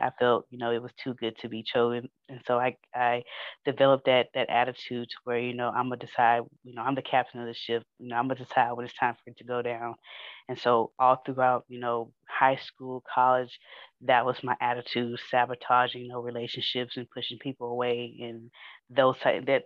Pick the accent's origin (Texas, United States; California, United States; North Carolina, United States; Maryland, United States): Texas, United States; Houston; I'm from Fifth Ward in Houston